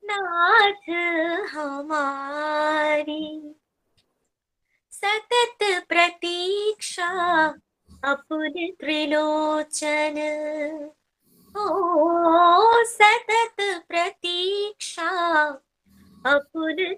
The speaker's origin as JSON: {"language": "Hindi", "region": "West Bengal", "country": "India", "said": "है और मैं वेस्ट बंगाल से बिलोंग करती हूँ"}